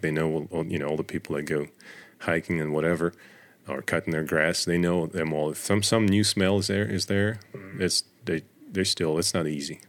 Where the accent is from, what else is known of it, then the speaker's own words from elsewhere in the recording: Russia; moved away as an adult; now in United States; I grew up in Russia in the middle of nowhere